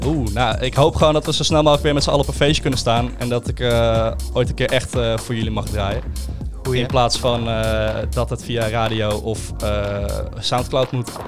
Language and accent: Dutch; Castricum, North Holland, Netherlands; also born or lived in Uilenstede, Amstelveen; now in Amstelveen, Netherlands; ik kom uit Kastikum.